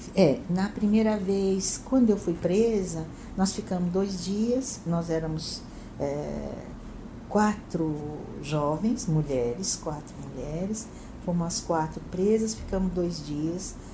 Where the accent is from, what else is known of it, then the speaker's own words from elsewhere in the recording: Santo André, São Paulo, Brazil; moved away as an adult; also born or lived in France; Eu nasci em Santo André, é, Sou moradora de Santo André a vida inteira